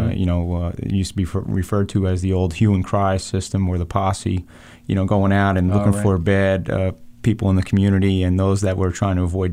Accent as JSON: {"language": "English", "area": "Monmouth County", "region": "New Jersey", "country": "United States", "tie": "born or raised there", "also_born_or_lived": "Matawan, New Jersey / Colts Neck, New Jersey / Howell, New Jersey", "said": "I grew up in Monmouth County, 43 years old here, and a lifelong resident of Monmouth County, having grown up in Matawan and Colts Neck"}